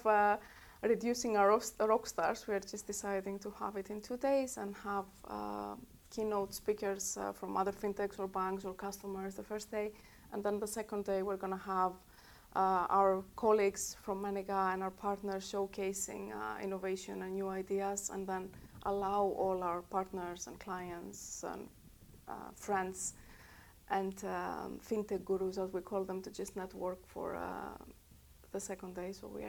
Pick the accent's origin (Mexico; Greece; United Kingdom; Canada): Greece; English is a second language; moved away as an adult; Of course, I'm growing up in Greece. I left in 2008 when the crisis hit